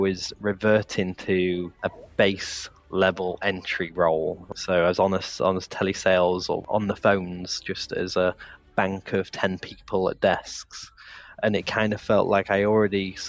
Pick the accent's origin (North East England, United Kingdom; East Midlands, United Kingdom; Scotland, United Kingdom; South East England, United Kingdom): East Midlands, United Kingdom; Lincolnshire; near where we were based, where we grew up in Lincolnshire.